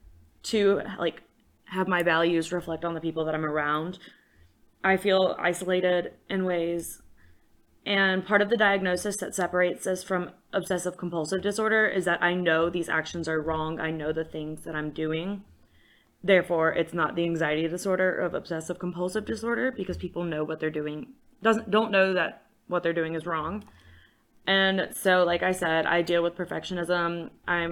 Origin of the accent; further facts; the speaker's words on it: Hot Springs, Virginia, United States; I'm from Hot Springs, Virginia